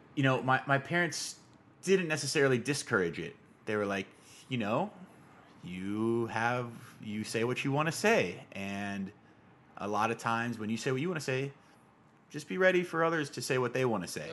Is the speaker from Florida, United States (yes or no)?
no; Tucson, Arizona, United States; growing up, you know, grew up in Arizona, and it's hot. It's, Tucson, Arizona in particular, it's hot where I come from